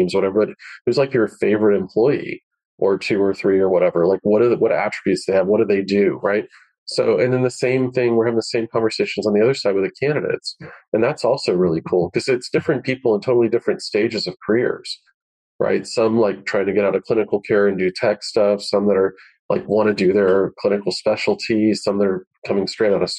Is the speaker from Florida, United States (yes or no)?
yes; Florida, United States; I grew up in Florida